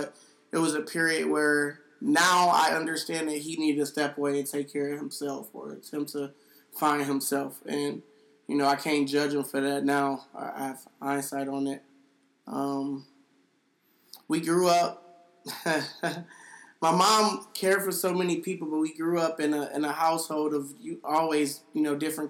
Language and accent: English; Cleveland, Ohio, United States; growing up in Cleveland